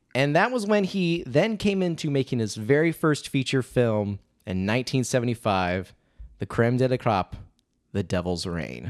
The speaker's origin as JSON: {"language": "English", "region": "Indiana", "country": "United States", "tie": "born or raised there", "said": "I grew up in Midwest Indiana"}